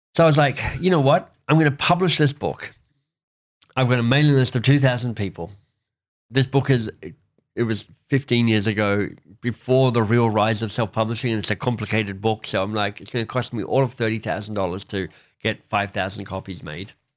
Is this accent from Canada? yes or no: yes; Canada; as a Canadian